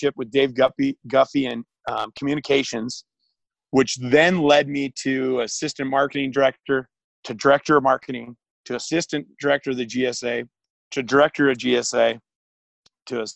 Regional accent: Great Falls, Montana, United States; also born or lived in Billings, Montana / Washington; I was born in Billings, raised in the state of Washington for some time. And then really my hometown became and still is Great Falls, Montana.

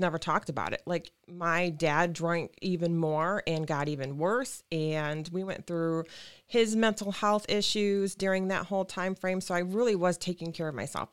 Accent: Lansing, Michigan, United States; I was born and raised in Lansing

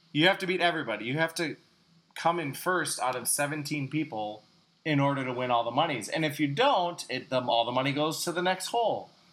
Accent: Greendale, Wisconsin, United States; from my hometown, Greendale

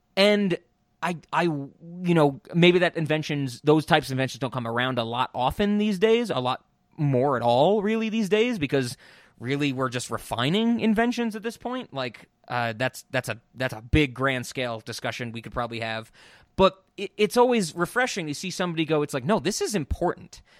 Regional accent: United States; growing up in America

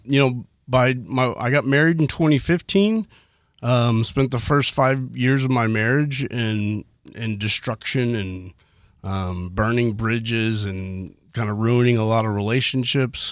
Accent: Houston, Texas, United States; from Northwest Houston, the Spring area, born and raised

